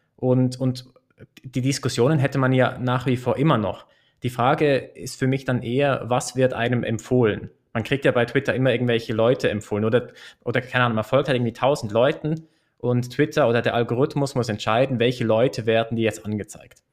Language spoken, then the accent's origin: German; Switzerland; in der Schweiz zum Beispiel ist es, glaube ich, schon eine, eine gängige Meinung, dass es, dass es eine Bürger- und Bürgerinnenpflicht ist, abzustimmen. Und das machen wir ja viermal im Jahr